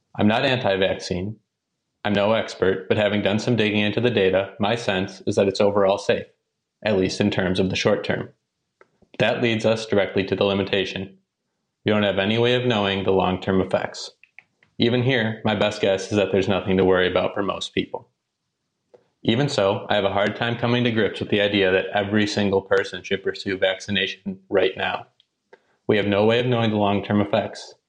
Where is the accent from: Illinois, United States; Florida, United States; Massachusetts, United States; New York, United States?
Massachusetts, United States; Arlington; I'm actually from Arlington, Massachusetts, a town right outside of Boston.